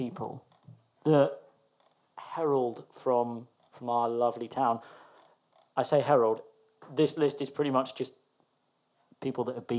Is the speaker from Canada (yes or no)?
no; Broadstairs, South East England, United Kingdom; when I grew up in Broadstairs